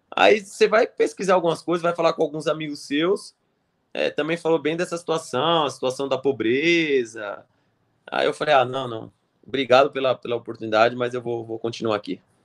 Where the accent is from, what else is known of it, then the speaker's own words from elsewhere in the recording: Brazil; also born or lived in Switzerland; a gente é brasileiro